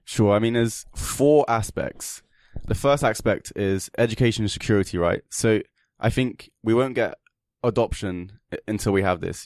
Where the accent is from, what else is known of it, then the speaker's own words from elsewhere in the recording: England, United Kingdom; now in Kiev, Ukraine; I'm English, and, uh, I just happened to find myself here in this beautiful country, and I'm currently living here